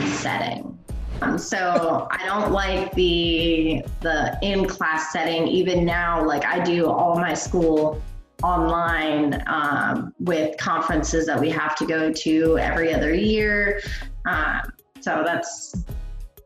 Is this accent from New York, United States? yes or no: no; Hanover, Pennsylvania, United States; moved away as an adult; I was born and raised there until I hit 18